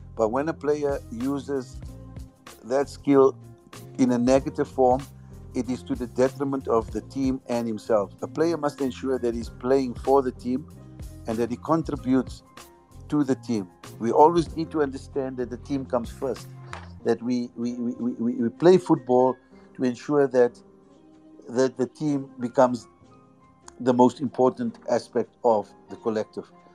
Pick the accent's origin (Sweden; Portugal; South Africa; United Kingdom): South Africa; as South African players